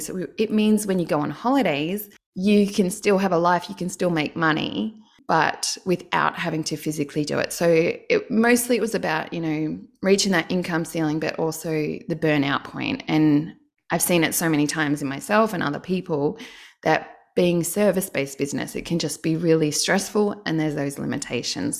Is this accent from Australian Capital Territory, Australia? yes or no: yes; Canberra, Australian Capital Territory, Australia; I'm from Canberra, so all the Canberrans, they get public service jobs